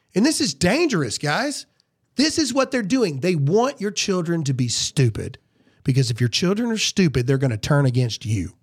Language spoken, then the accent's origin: English; the American South, United States; I'm a Southerner